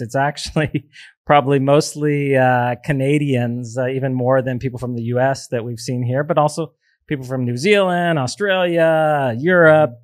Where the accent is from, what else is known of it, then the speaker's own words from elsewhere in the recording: United States; now in El Salvador; as an American